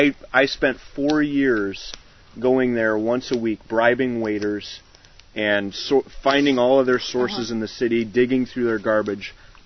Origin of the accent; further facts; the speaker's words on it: Chicago, Illinois, United States; moved away; I was born in Chicago.